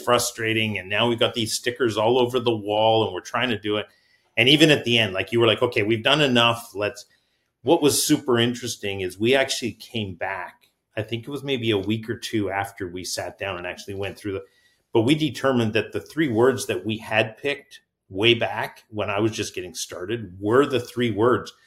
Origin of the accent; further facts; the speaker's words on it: Canada; now in Marysville, United States; I'm actually Canadian as well